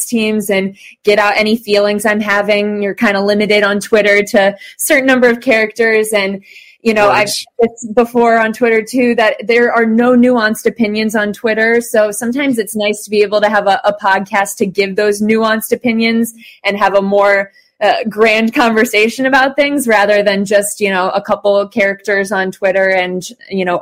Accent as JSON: {"language": "English", "town": "Cleveland", "region": "Ohio", "country": "United States", "tie": "born or raised there", "said": "born and raised in Cleveland. I grew up went to North Royalton schools"}